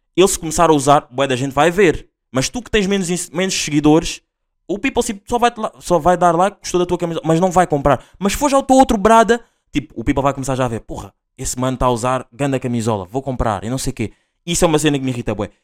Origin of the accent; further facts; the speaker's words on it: Linha de Sintra, Lisbon, Portugal; eu sou da LS a linha de Sintra